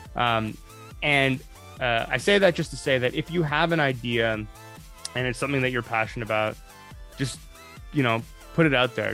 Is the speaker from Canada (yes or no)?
yes; Canada; I'm Canadian